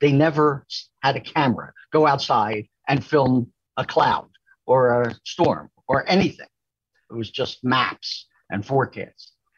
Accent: Pennsylvania, United States; accent: Philadelphia; So the first thing they did to me was send me to a speech therapist to get rid of my Philadelphia accent.

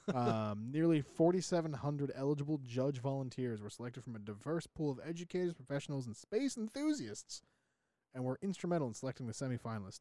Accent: New England, United States; We're from New England.

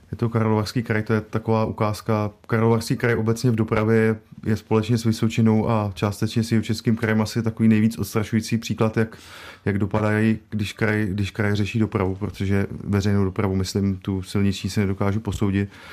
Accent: Liberec Region, Czechia; Já sám jsem z Libereckého kraje

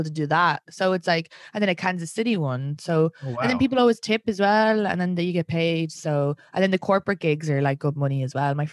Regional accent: Ireland; now in New York, United States; Irish people

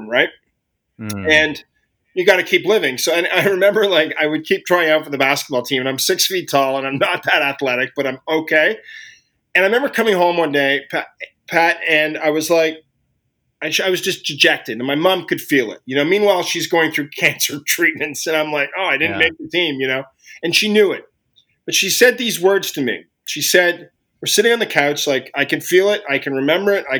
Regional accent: Ottawa, Ontario, Canada; growing up in Ottawa and where it took me. And I'm from Ottawa, Canada

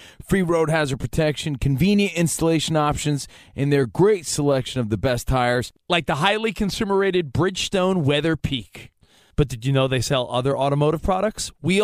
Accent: New Jersey, United States; I'm from New Jersey

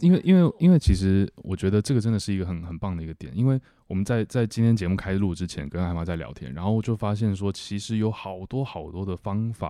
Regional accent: China; 很多人就是我们中国人常常就会说，哎，他们都不懂得坐月子啊

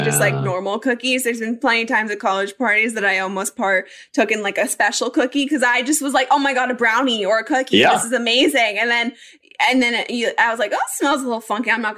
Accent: Colorado, United States; I grew up in Colorado and my family snowboards and they ski

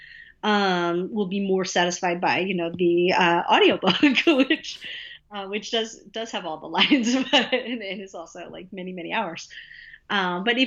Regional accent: Atlanta, Georgia, United States; I happen to live in Atlanta

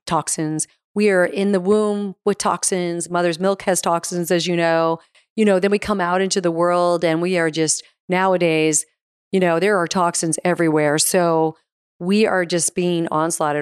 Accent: Arizona, United States; moved away; also born or lived in New York; I was from Arizona, so I was a West Coast girl originally.

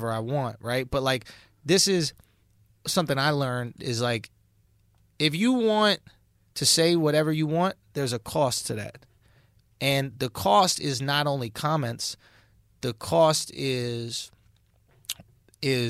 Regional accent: New York City, New York, United States; growing up in New York City, growing up in Manhattan, going to public school

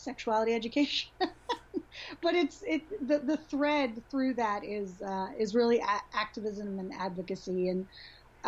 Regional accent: Honduras; moved away as an adult; now in Nashville, United States; I was born and raised in Honduras in Central America and lived there till I was 18 and then came to the States for college.

